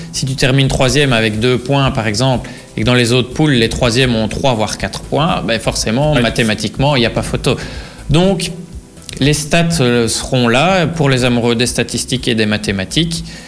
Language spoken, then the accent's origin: French; Belgium; nous, en tant que Belges